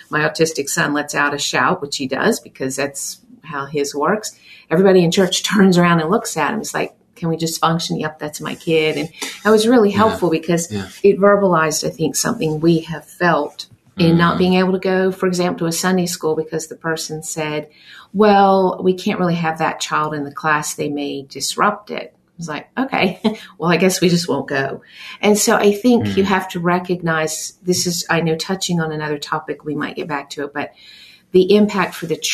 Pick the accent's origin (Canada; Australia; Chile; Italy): Australia; now in United States; growing up in Australia